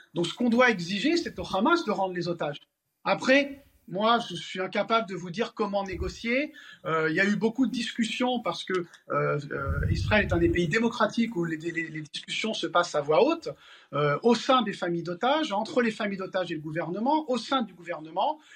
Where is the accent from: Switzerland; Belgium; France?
France; Paris, Île-de-France; moi je suis parisien et français